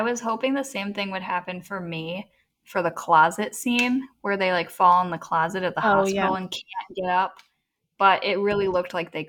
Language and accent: English; United States